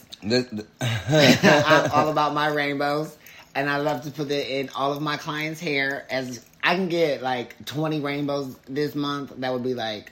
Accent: Twinsburg, Ohio, United States; my hometown of Twinsburg, Ohio

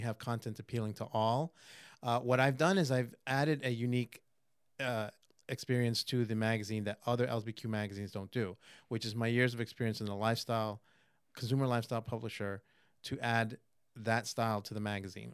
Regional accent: New York City, New York, United States; moved away as an adult; also born or lived in Manhattan; now in Florida, United States; born in Manhattan, raised in Queens.

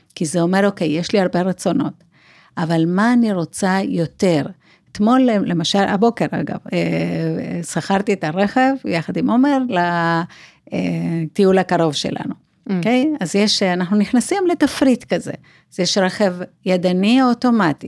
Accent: Buenos Aires, Argentina; accent: South American; Hebrew is a second language; now in Israel

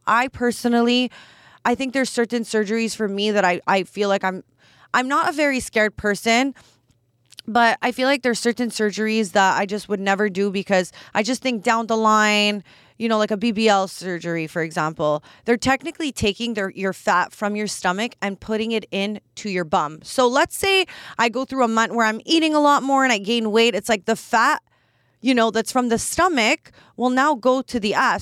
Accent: Canada; I'm Canadian

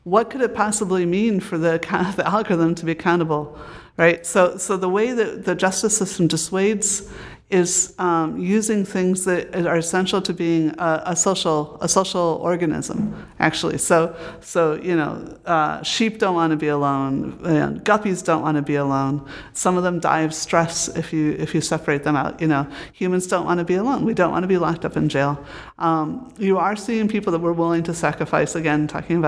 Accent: United States; moved away as an adult; also born or lived in Britain; when I came here again as an American

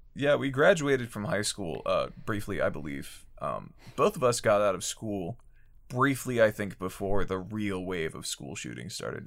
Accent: Pennsylvania, United States; my home state of Pennsylvania

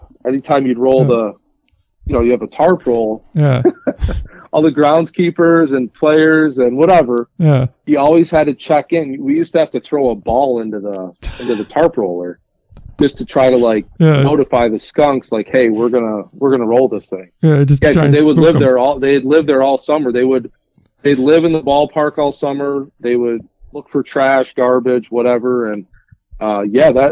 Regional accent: Jamestown, New York, United States; also born or lived in New Jersey; I'm from Jamestown, New York.

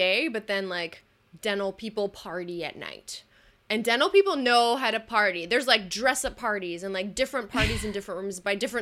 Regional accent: Canada; Being Canadian

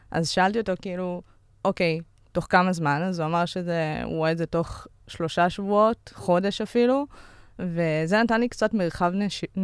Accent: Givatayim, Tel Aviv District, Israel; אני בת 33, אני מגבעתיים, יוצאת 8200.

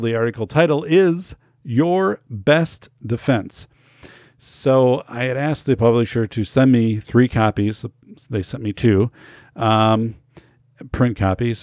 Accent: Wisconsin, United States; Wisconsin. in my home state, 'cause I know too many people here

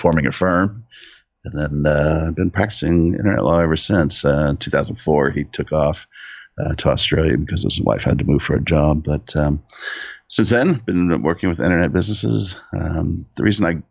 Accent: Southern California, United States; I grew up in Southern California. I still live there now. I'm in San Diego

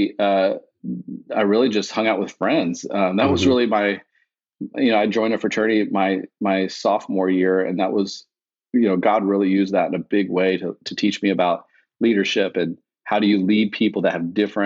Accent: Austin, Texas, United States; I grew up in Austin

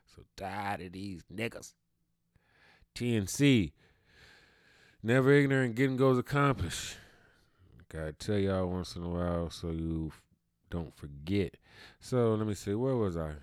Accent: Cleveland, Ohio, United States; I'm from Cleveland, Ohio, so that's all I ever been, that's all I ever know

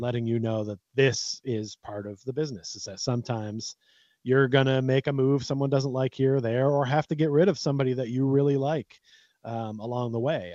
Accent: United States; I was born in America

